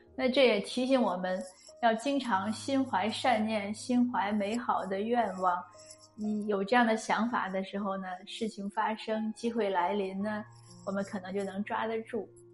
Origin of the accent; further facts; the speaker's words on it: China; moved away; 我们中国人